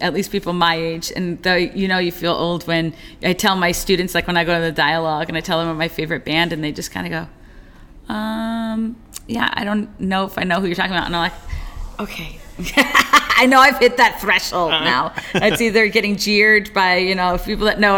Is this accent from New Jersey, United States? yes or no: no; New York, United States; Growing up in New York